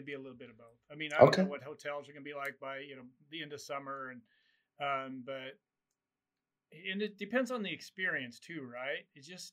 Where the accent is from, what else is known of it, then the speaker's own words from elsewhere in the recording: Nebraska, United States; moved away; I'm from Nebraska, and I always take, go home on Christmas, and then I always go to the hometown rodeo.